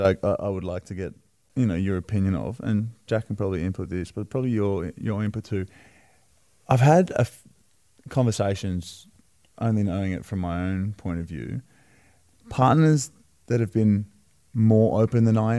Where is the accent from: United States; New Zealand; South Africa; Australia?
Australia; Wollongong, New South Wales; we're from Wollongong, it's a small town.